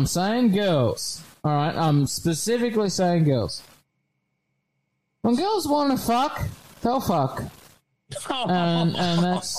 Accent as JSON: {"language": "English", "country": "Australia", "said": "as an Australian"}